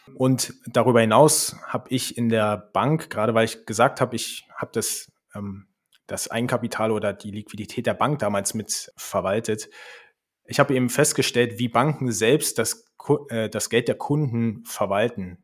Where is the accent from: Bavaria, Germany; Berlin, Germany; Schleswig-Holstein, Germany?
Berlin, Germany; moved away as an adult; also born or lived in Switzerland; now in Leipzig, Germany; Ich komme ursprünglich aus Berlin und wir sind nach Leipzig gezogen